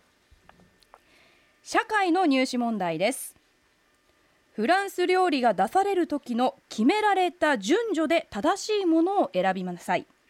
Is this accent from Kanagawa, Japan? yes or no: yes; Kanagawa, Japan; 私神奈川出身